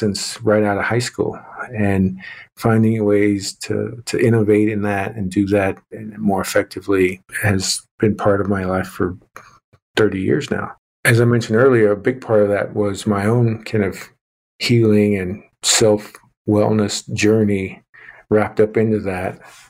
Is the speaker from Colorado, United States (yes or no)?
no; Oklahoma, United States; you know, I'm a Native American male. I grew up in southwestern Oklahoma, and you know, kind of lost my accent there over time.